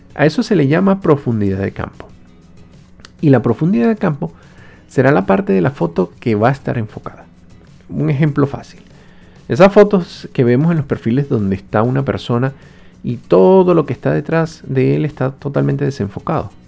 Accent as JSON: {"language": "Spanish", "country": "Venezuela", "moved": "yes"}